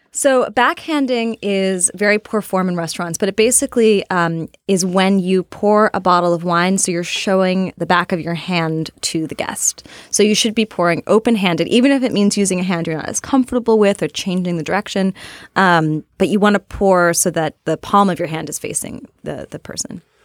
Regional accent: Portland, Oregon, United States; I'm from Portland, Oregon. I had a high school reunion with a lot of other Portlanders

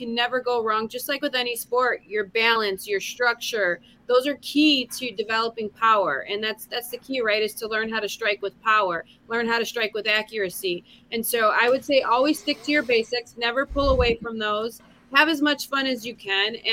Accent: Chicago, Illinois, United States; born and raised in Chicago

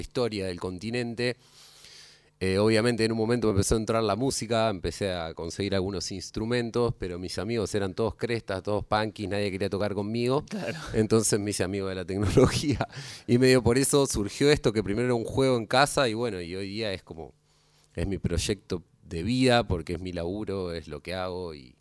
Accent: Campana, Buenos Aires Province, Argentina; yo soy de Campana y por donde pasa el río Paraná

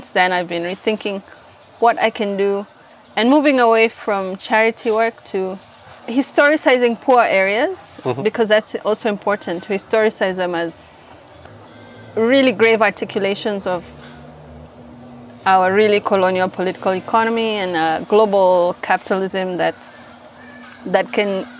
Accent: Nairobi, Kenya; I grew up in South B, and close to South B is Mukuru.

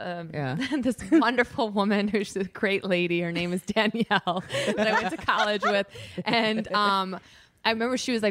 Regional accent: Chicago, Illinois, United States; I'm from the Chicago area. That's where I went to college.

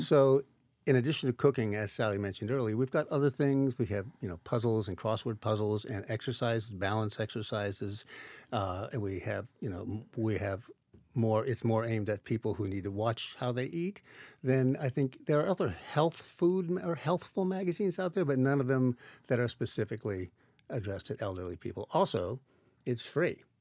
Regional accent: Iowa, United States; when I was growing up in Iowa

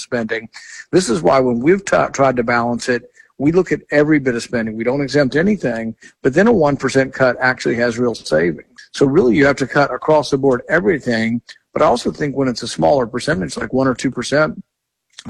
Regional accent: Texas, United States; now in Kentucky, United States; I grew up in Texas

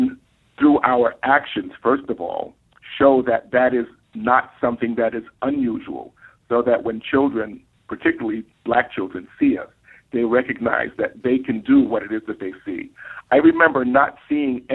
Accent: New York City, New York, United States; I grew up in East Harlem and South Bronx in what has been called the war zone

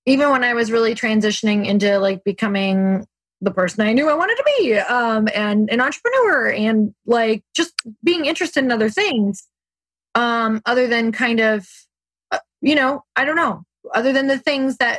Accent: Midwest, United States; I grew up in the Midwest

